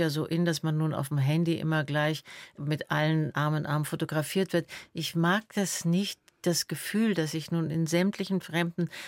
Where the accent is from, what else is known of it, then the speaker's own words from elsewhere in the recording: Salzburg, Austria; born there; Und so bin ich in Salzburg zur Welt gekommen und dann hatten wir Freunde, die ein Haus am Attersee hatten und da war ich dann das erste Lebensjahr.